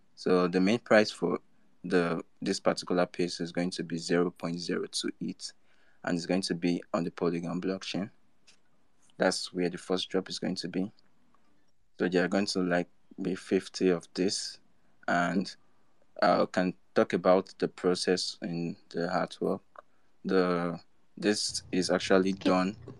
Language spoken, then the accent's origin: English; Nigeria; I'm from Nigeria